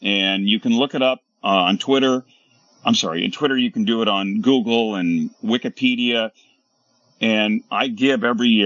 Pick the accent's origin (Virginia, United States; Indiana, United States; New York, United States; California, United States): California, United States; Bay Area; Being born and raised in the Bay Area